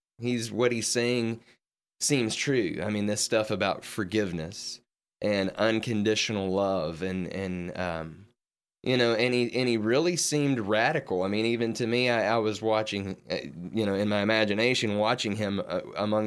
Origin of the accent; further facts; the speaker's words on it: Western Kentucky, United States; now in Memphis, United States; I grew up in Western Kentucky